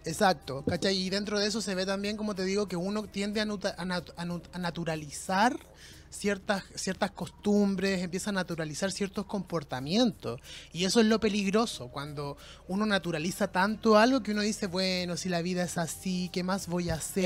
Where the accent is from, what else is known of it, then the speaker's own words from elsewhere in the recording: Chile; Nosotros como chilenos formamos parte de una cultura sumamente violenta